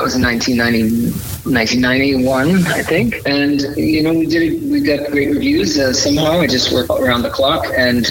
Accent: Maine, United States; moved away as an adult; also born or lived in New York City; I grew up in Maine

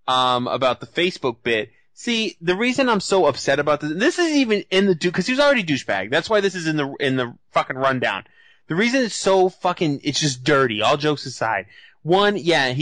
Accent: Massachusetts, United States; I'm from Massachusetts

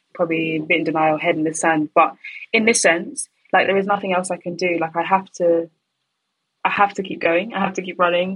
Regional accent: London, United Kingdom; born and raised in London

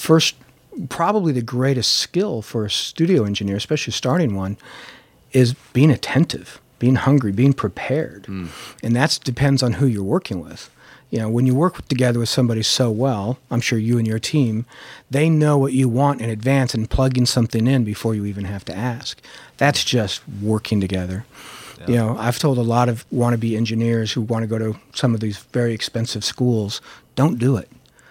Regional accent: San Fernando Valley, California, United States; because I grew up in the San Fernando Valley

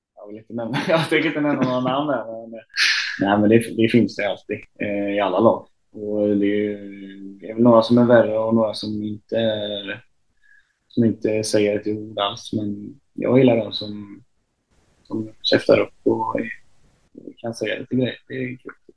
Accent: Uddevalla, Västra Götaland, Sweden; hem till, till Uddevalla där jag är ifrån.

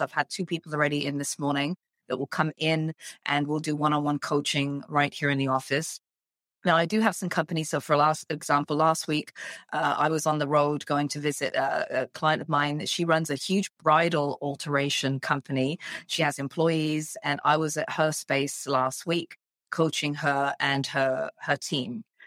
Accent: England, United Kingdom; moved away as an adult; now in Canada; I'm English, born and raised in, in the U K

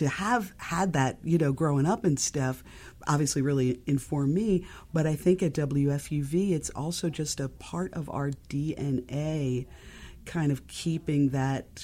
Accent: New York, United States; I grew up in New York. I'm a lifelong New Yorker.

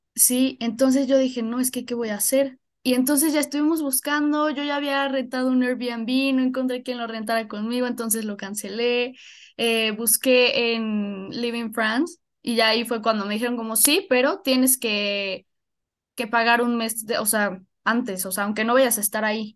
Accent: Puebla, Mexico; yo soy de Puebla, nací aquí en Puebla

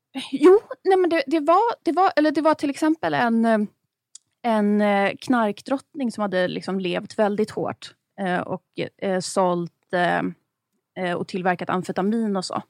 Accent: Stockholm, Stockholm County, Sweden; Jag är uppväxt på Östermalm, men inte med överklassföräldrar.

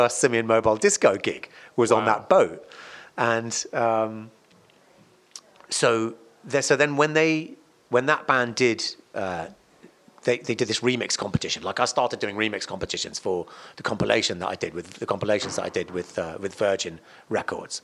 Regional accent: Cardiff, Wales, United Kingdom; my hometown is Cardiff

